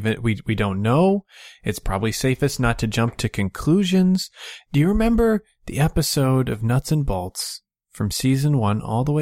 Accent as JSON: {"language": "English", "region": "California", "country": "United States", "tie": "born or raised there", "said": "I grew up in California."}